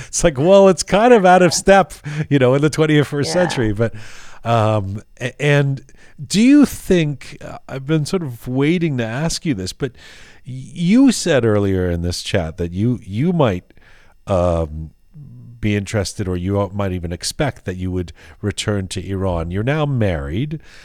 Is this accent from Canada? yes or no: yes; Canada; I'm actually from Canada